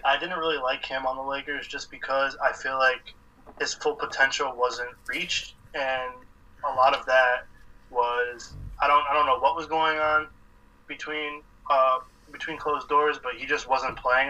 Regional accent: Boston, Massachusetts, United States; I'm from Boston.

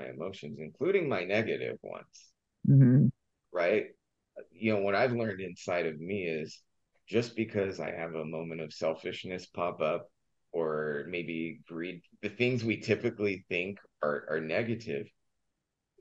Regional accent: Southern California, United States; I grew up in Southern California

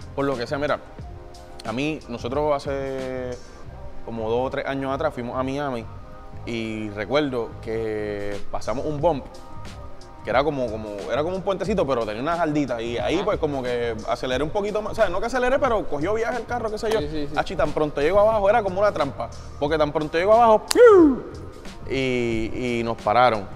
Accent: Puerto Rico; nuestra posición como latino o como puertorriqueño

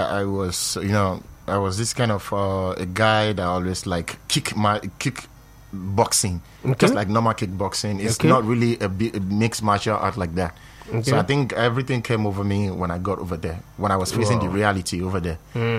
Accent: Lagos, Nigeria; moved away as an adult; now in Malaysia; I was born and raised here in Lagos, Nigeria. So I relocated to Malaysia about 8 years ago.

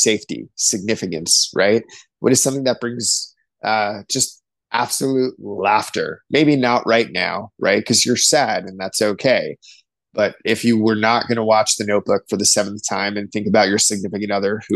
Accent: East Coast, United States; now in near Lake Michigan, United States; growing up on the East Coast, the ocean was always a draw for me

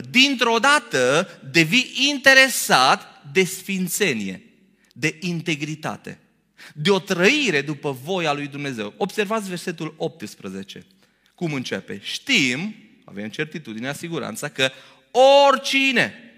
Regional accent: Romania; noi românii

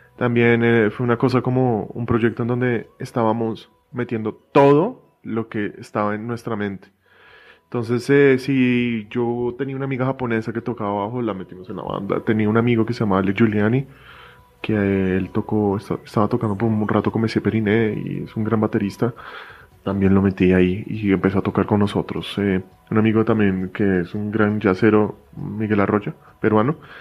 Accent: Bogotá, Colombia; Yo crecí en Bogotá

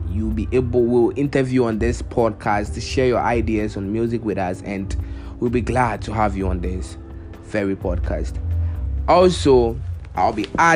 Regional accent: Ghana; I'm from Ghana

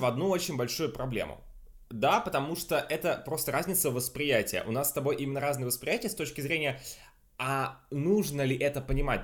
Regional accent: Russia; я из России

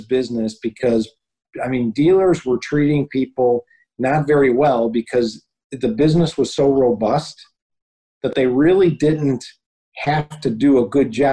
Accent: United States; I was born in the United States and I live here

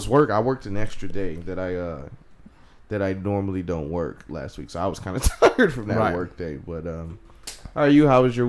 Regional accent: Houston, Texas, United States; I am your host … straight out of Houston, Texas.

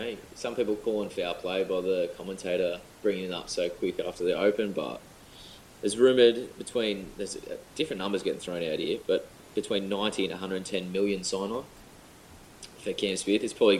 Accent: Australia; as an Aussie

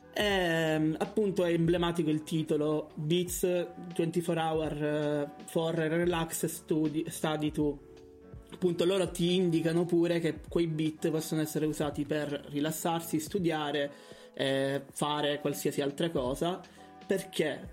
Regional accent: Catania, Sicily, Italy; moved away as an adult; now in Bologna, Italy; sono di Catania, eh, ma studio a Bologna da tre anni e mezzo

